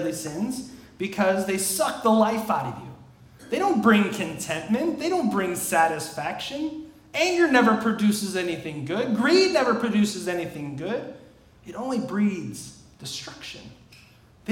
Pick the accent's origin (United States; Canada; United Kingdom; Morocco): United States; outside Chicago, Illinois; growing up outside Chicago in the 90s